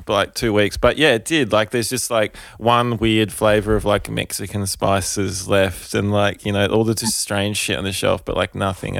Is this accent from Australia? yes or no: yes; Adelaide, South Australia, Australia; when I grew up in Adelaide